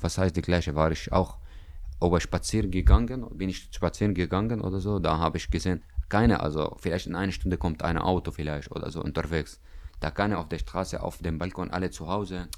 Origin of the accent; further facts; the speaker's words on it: Damascus, Damascus Governorate, Syria; German is a second language; now in Greifswald, Germany; ich komme aus Syrien, aus Damaskus